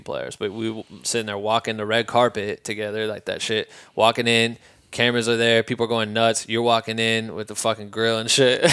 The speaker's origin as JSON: {"language": "English", "region": "Midwest", "country": "United States", "also_born_or_lived": "Iowa", "moved": "as an adult", "lives_now": "Los Angeles, United States", "said": "We're from the Midwest, bro. Like, then we moved out here"}